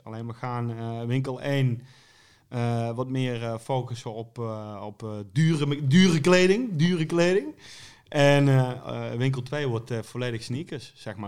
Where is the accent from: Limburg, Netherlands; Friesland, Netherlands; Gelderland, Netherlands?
Limburg, Netherlands; Venlo; Ik kom uit Venlo